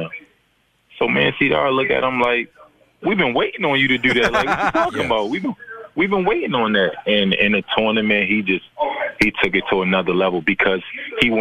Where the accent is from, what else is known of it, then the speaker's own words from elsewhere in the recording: Baltimore, Maryland, United States; moved away; also born or lived in Memphis; I'm from Baltimore.